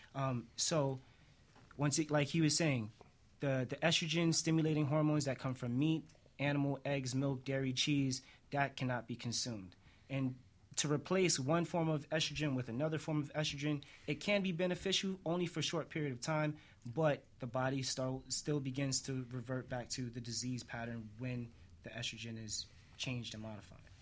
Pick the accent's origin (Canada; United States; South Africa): United States; New York; I'm from New York, like most of us